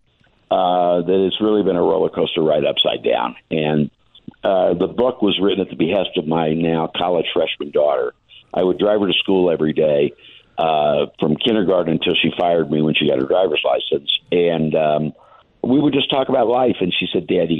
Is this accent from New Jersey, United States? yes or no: no; Indianapolis, Indiana, United States; I'm from Indianapolis and been in Indianapolis my whole life